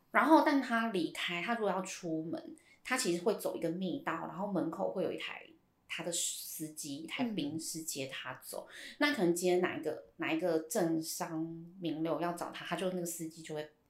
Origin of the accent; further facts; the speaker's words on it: Hsinchu, Taiwan; 因为我们是新竹人